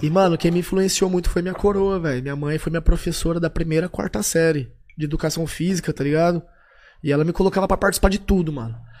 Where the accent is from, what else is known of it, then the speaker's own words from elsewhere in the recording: Tupã, São Paulo, Brazil; moved away as an adult; now in São Paulo, Brazil; aquela época que eu saí de Tupã pra vir pra cá